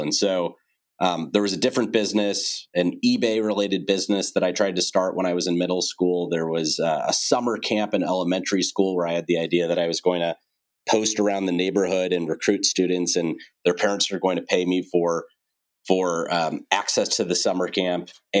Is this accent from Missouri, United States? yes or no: yes; St. Louis, Missouri, United States; Well, I love St. Louis and I'm still here today. It's a great city to raise a family in, great schools, low cost of living, easy to get around, lots of parks. Great place to have grown up.